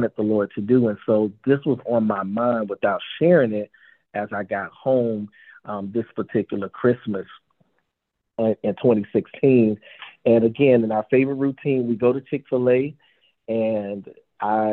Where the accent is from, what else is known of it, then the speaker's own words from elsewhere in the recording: the South, Southern United States, United States; As a Southerner